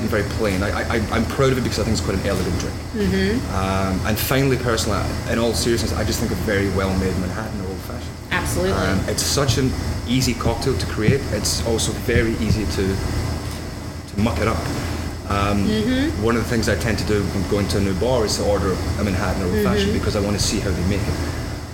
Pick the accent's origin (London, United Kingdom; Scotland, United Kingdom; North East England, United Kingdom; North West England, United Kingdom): Scotland, United Kingdom; now in New York, United States; I am a Scotsman, true and true.